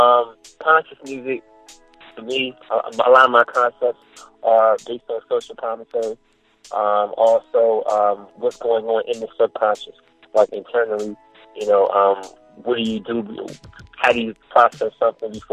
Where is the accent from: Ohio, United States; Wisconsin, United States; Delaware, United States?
Ohio, United States; Cincinnati; also born or lived in Maryland; now in Washington, D.C., United States; I reside from the DMV. I'm originally from Cincinnati. I moved from the United to Maryland and from Maryland to DC.